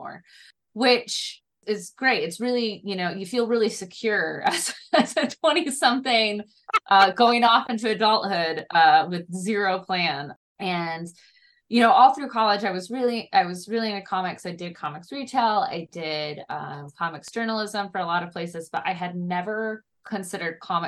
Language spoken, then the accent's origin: English; Niles, Michigan, United States; I'm from a small town called Niles, Michigan.